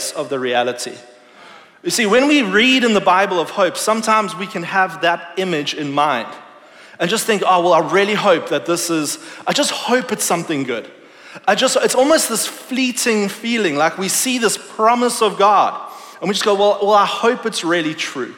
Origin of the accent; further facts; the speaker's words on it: South Africa; moved away; I grew up in South Africa